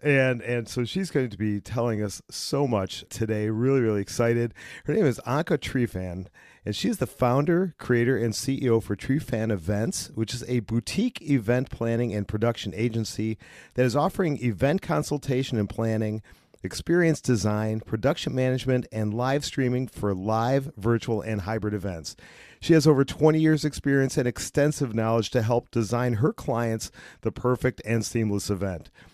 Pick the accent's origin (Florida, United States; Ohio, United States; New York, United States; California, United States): Ohio, United States; Cleveland; I'm from Cleveland, and, uh, we get a lot of rain